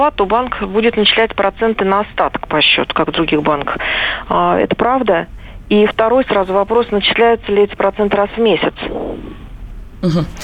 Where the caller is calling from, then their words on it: Moscow, Russia; я звоню из Москвы.